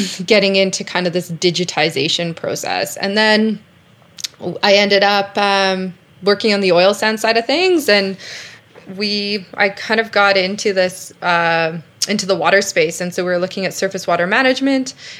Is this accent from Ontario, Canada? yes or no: no; Calgary, Alberta, Canada; I grew up in Calgary